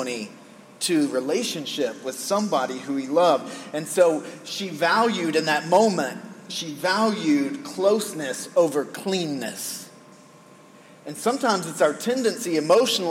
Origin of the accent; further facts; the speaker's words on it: United States; as an American male living in the most sexualized culture in the world